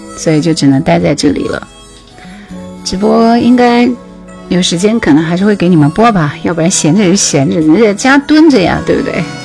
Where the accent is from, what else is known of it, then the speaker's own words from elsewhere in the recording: Jingzhou, Hubei, China; 我是湖北荆州人，荆州